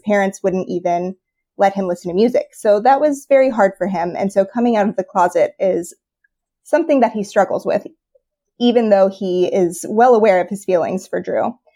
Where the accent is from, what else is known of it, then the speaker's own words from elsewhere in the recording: Florida, United States; I grew up in Florida, which is obviously the Sunshine State